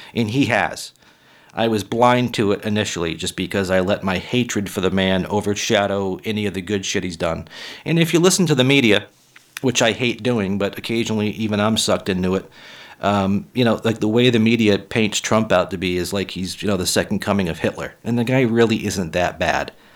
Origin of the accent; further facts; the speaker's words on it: Massachusetts, United States; Massachusetts. That's my home state